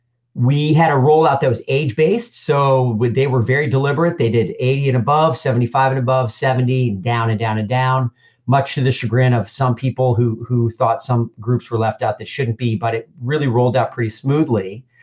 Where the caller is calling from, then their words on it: Indianapolis, Indiana, United States; Yeah, so I'm calling from Indianapolis, Indiana. I'm in my home office.